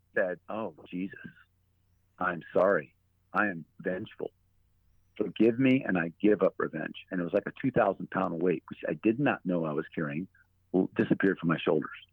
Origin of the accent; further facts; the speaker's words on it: United States; as an American soldier